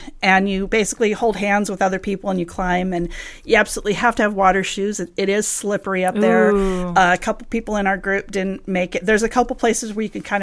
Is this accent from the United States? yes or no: yes; Southern California, United States; I grew up here in SoCal